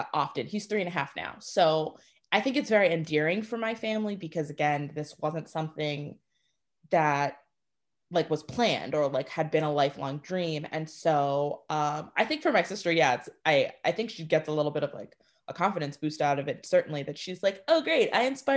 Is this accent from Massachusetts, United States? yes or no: yes; Swampscott, Massachusetts, United States; I grew up in Swampscott, which is predominantly white